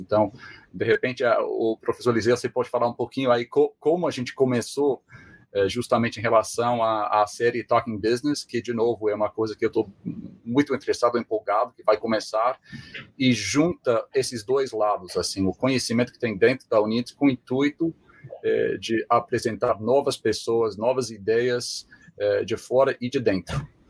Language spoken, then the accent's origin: Portuguese; Springfield, Massachusetts, United States; Portuguese is a second language; moved away as an adult; also born or lived in Spain; sou norte-americano, sou assim, nativo de perto de Boston, nasci uh, em Springfield, que é uma cidade que fica a uma hora e meia de Boston